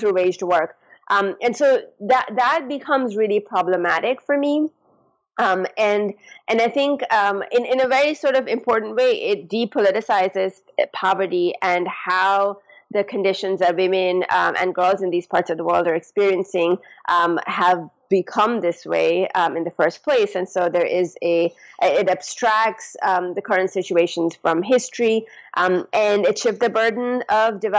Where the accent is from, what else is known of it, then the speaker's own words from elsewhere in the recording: Pakistan; moved away; I'm from Pakistan. And so I went back to the community where I grew up